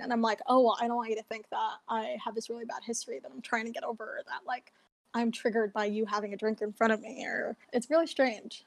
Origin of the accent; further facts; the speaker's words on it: New York City, New York, United States; I'm from New York, specifically East Harlem